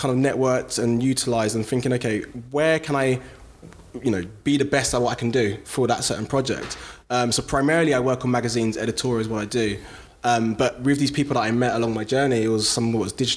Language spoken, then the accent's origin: English; London, United Kingdom; I'm from South London, Brixton.